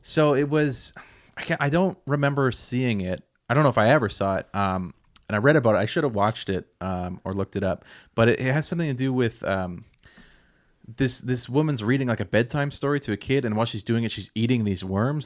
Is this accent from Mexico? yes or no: no; Nova Scotia, Canada; growing up in Nova Scotia